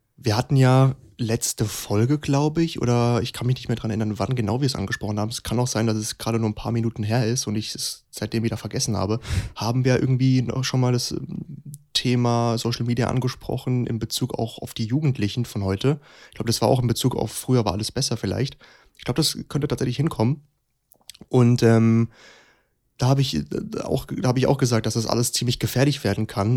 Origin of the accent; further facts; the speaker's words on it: Hesse, Germany; gerade als Hesse dann noch in Berlin